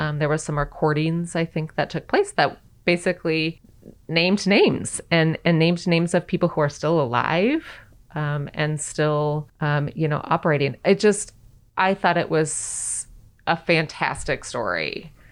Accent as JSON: {"language": "English", "region": "the West", "country": "United States", "tie": "born or raised there", "said": "I grew up in the West"}